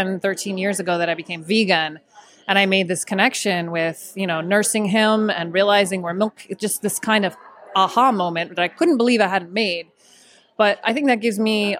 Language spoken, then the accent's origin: English; Florida, United States; I grew up in Florida, and we had ducks in my backyard, actually